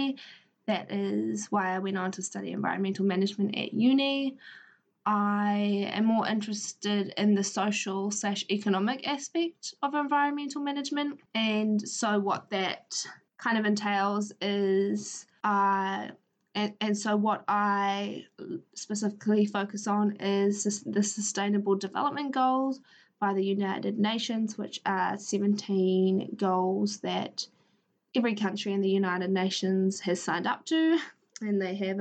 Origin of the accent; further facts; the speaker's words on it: Palmerston North, Manawatū-Whanganui, New Zealand; now in Feilding, New Zealand; I grew up in Palmerston North, in the Manawatu, New Zealand